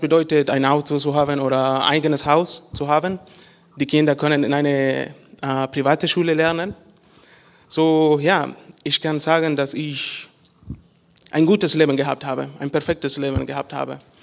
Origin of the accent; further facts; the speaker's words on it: Honduras; German is a second language; moved away; ich komme aus Honduras und ich bin in eine christliche Familie geboren und aufgewachsen